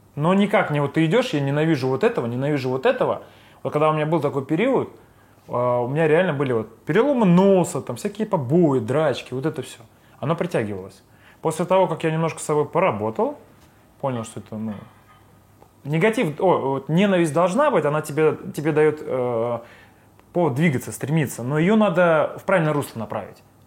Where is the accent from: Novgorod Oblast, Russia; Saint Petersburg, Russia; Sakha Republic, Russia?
Saint Petersburg, Russia; born or raised there